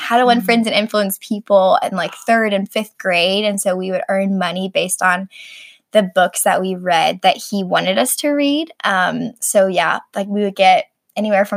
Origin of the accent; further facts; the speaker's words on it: Arkansas, United States; moved away; also born or lived in Texas; I grew up in Arkansas